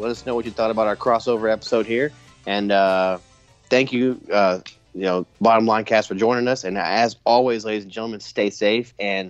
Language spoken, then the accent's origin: English; Georgia, United States; now in East Tennessee, United States; I live in East Tennessee, and I'm from Georgia, but like I'm geographically more Southern than they are, but I am not at all Southern compared to the people.